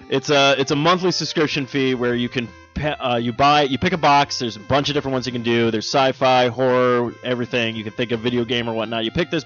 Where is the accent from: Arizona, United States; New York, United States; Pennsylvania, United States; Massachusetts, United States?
Arizona, United States; Ahwatukee; we grew up in Ahwatukee